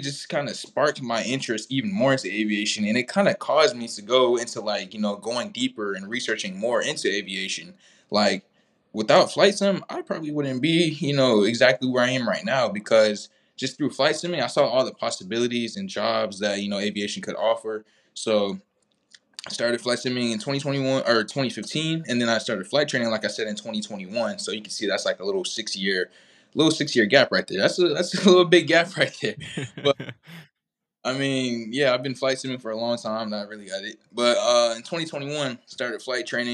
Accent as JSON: {"language": "English", "town": "Georgetown", "region": "South Carolina", "country": "United States", "said": "I'm from Georgetown, South Carolina, which is right in between Myrtle Beach and Charleston, South Carolina"}